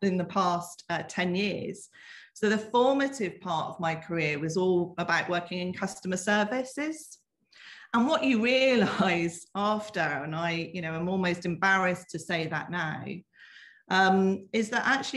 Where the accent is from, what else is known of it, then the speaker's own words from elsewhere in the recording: the Southwest, South West England, United Kingdom; accent: Southwest lilt; I was born in the Southwest. You might, there might be a bit of a lilt there that you can hear